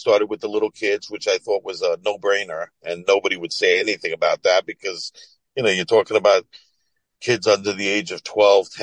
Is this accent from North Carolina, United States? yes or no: no; Syosset, Woodbury, New York, United States; I grew up in Sasser, Woodbury.